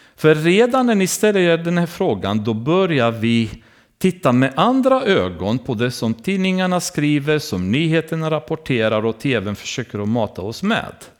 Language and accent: Swedish; Romania; now in Sweden; I Rumänien, har vi, där jag kommer ifrån